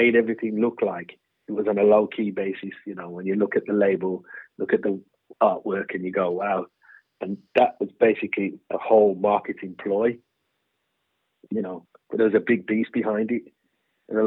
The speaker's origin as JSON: {"language": "English", "town": "Birmingham", "region": "West Midlands", "country": "United Kingdom", "said": "we're from Birmingham."}